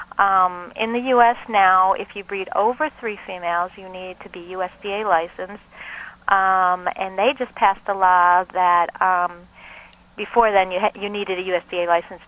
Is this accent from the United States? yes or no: yes; Michigan, United States; now in Boston, United States; I'm actually from Michigan as well